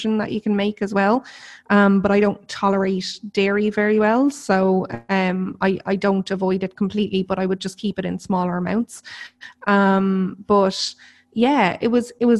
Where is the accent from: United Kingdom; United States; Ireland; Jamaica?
Ireland; I'm Irish